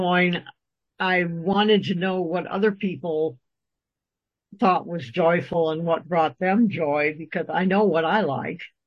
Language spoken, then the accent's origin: English; Midwest, United States; I was born and raised in the Midwest, and I still adhere to Midwestern values.